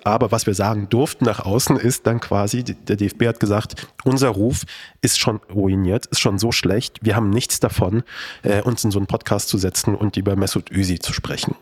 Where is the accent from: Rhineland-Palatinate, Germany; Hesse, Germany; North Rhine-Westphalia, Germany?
Hesse, Germany; Kassel; moved away; Ich bin aus Kassel. Meine Eltern leben noch dort